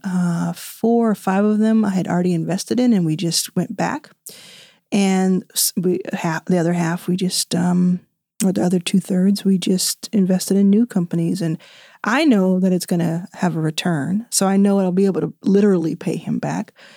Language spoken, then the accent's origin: English; Dallas, Texas, United States; I grew up in Dallas.